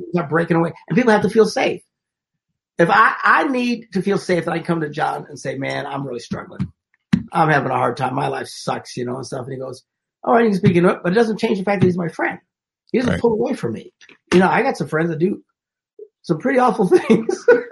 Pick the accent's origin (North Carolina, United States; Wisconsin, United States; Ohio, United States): Wisconsin, United States; Where I grew up in Wisconsin